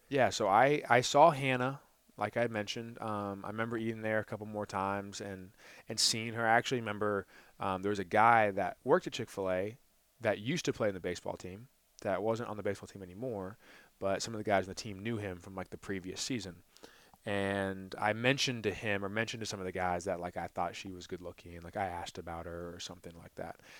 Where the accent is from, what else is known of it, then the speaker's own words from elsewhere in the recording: Ponte Vedra Beach, Florida, United States; moved away as an adult; also born or lived in Jacksonville, Florida; now in Gainesville, United States; I was from Jacksonville, Florida. Grew up in Ponte Vedra Beach